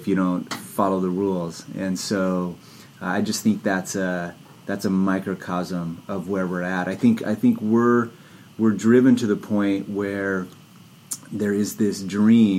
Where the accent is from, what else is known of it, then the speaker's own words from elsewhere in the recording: San Jose, California, United States; I grew up near Santa Cruz in San Jose